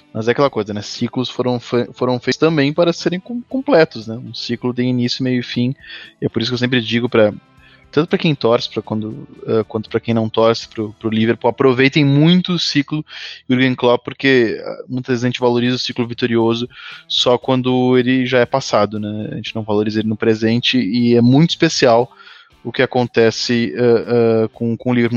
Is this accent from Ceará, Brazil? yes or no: no; Gaúcho, Rio Grande do Sul, Brazil; now in São Paulo, Brazil; como gaúcho radicado em São Paulo